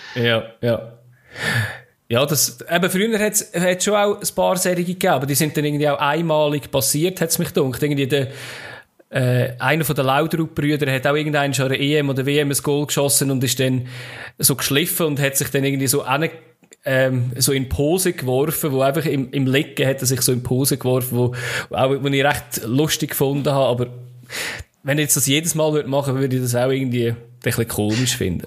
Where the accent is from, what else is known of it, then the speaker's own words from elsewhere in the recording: Switzerland; bei uns in der Schweiz